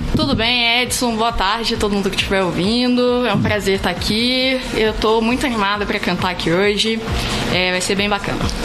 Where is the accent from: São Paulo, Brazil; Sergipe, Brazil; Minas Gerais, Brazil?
Minas Gerais, Brazil; Santos Dumont; moved away as an adult; now in Brasília, Brazil; eu sou daqui de Santos Dumont mesmo